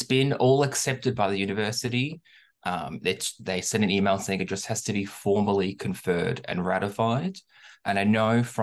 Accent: Melbourne, Victoria, Australia; accent: Australian; I'm from Melbourne, so obviously we were the most lockdown city in the world

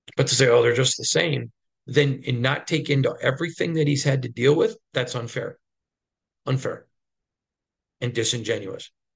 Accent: Midwest, United States; growing up in the Midwest

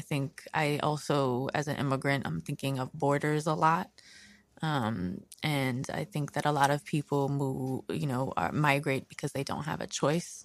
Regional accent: New York City, New York, United States; also born or lived in Brooklyn; I grew up in Queens

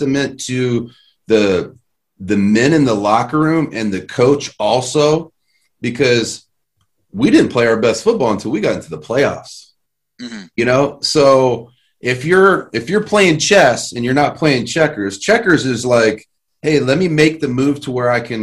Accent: Terre Haute, Indiana, United States; from Terre Haute, Indiana, man. I'm just a kid that used to, you know what I mean, chew tobacco. And I used to detassel corn

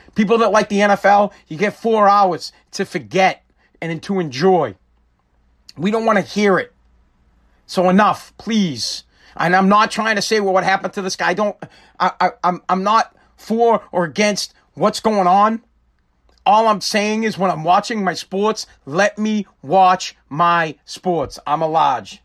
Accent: Woburn, Massachusetts, United States; Woburn, I'm from Woburn, Massachusetts

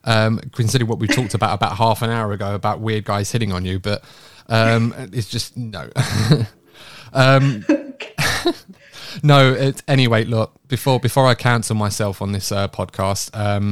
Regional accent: United Kingdom; As a British person

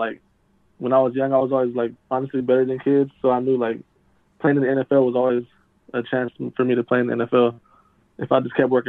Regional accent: San Diego, California, United States; born or raised there; also born or lived in Chula Vista

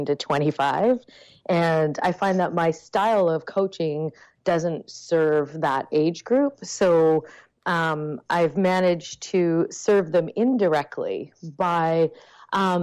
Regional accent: Canada; I am Canadian.

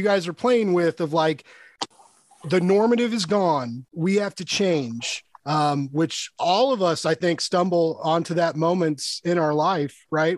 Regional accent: Kansas City, United States; I'm from Kansas city

